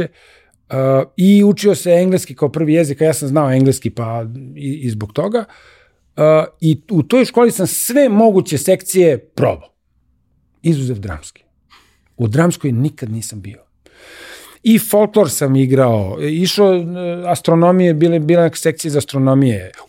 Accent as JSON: {"language": "Croatian", "town": "Belgrade", "country": "Serbia", "tie": "born or raised there", "also_born_or_lived": "Libya", "said": "ja sam rođen u Mašala Tita broj 10, Kralja Milana. Tu, tu sam odrastao"}